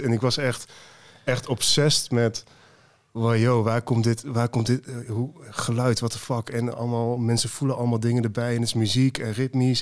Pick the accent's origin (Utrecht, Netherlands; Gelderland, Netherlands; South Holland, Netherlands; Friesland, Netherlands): Gelderland, Netherlands; Twello; also born or lived in Deventer / Amsterdam / Haarlem; ik ben opgegroeid in Twello dorpje ernaast